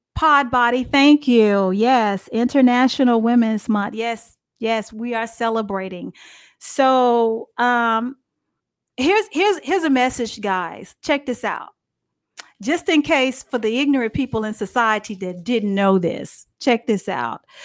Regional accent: Dallas, Texas, United States; I'm from Dallas, Texas

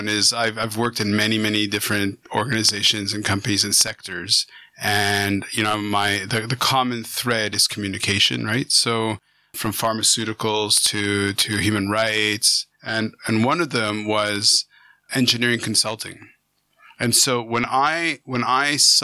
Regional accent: Canada; also born or lived in Vancouver; I'm a Canadian

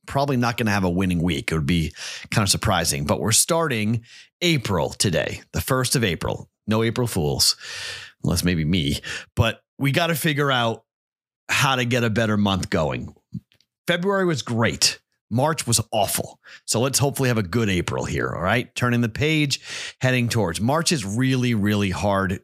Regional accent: Boston, Massachusetts, United States; I'm from Boston

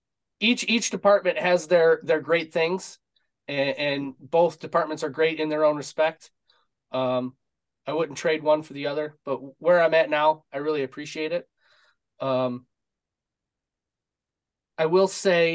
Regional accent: suburb of Detroit, Michigan, United States; born and raised in Michigan, suburb of Detroit

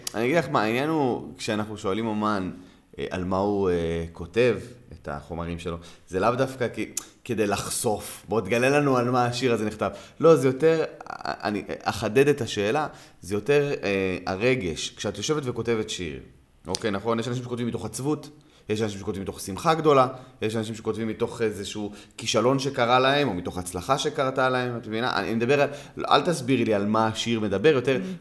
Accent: Gan Yavne, Southern District, Israel; אני גדלתי בגני יבנה

